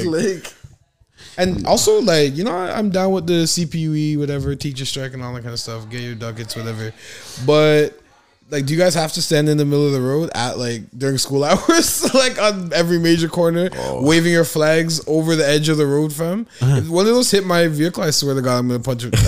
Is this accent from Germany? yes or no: no; Canada; We are Canadian